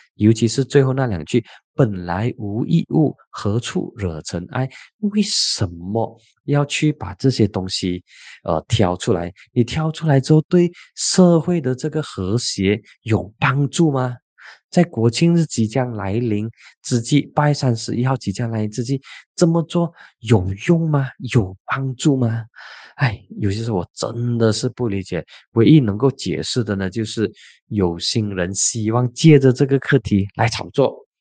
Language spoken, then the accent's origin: Chinese; Penang, Malaysia; 我的老家槟城